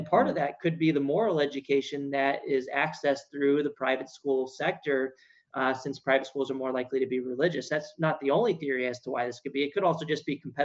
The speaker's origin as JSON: {"language": "English", "town": "San Antonio", "region": "Texas", "country": "United States", "tie": "born or raised there", "moved": "as an adult", "lives_now": "Washington, D.C., United States", "said": "I grew up in San Antonio, Texas"}